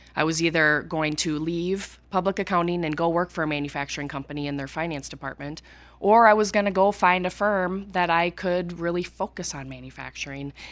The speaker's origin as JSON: {"language": "English", "town": "Cleveland", "region": "Minnesota", "country": "United States", "tie": "born or raised there", "said": "I came from Cleveland, Minnesota, population six hundred people, graduated with, uh, forty kids in my class, and, um, was from a very rural community"}